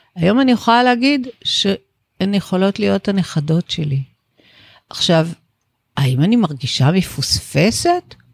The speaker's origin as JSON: {"language": "Hebrew", "country": "Israel", "tie": "born or raised there", "said": "גדלתי בישראל של שנות ה-60"}